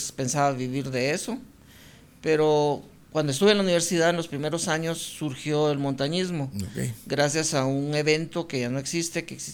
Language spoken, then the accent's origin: Spanish; Guatemala City, Guatemala Department, Guatemala; yo nací en el Hospital Roosevelt, aquí en la ciudad